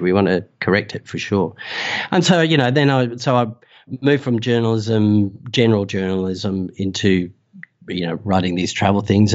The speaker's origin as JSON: {"language": "English", "country": "Australia", "accent": "Australian", "said": "you can tell by the accent that, uh, I'm Australian"}